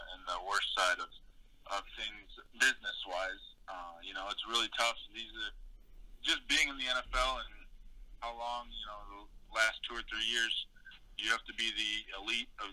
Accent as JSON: {"language": "English", "region": "Midwest", "country": "United States", "tie": "born or raised there", "said": "I grew up in the Midwest"}